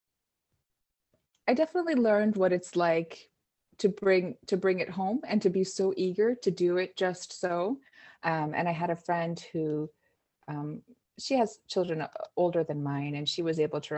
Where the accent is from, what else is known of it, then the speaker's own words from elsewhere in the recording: East Coast, United States; also born or lived in Norway (mother's home, visits); now in North Bay, California, United States; I grew up on the East Coast at a time where Scandinavia wasn't really on the map so much